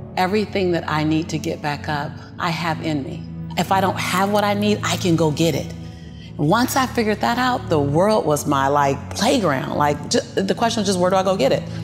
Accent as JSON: {"language": "English", "town": "Los Angeles", "region": "California", "country": "United States", "tie": "born or raised there", "said": "born and raised in South Central"}